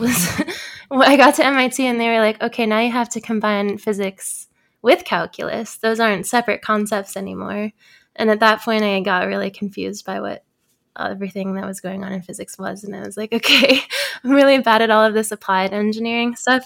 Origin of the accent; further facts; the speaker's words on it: Bay Area, California, United States; I grew up in the Bay Area, so I grew up kind of surrounded by Silicon Valley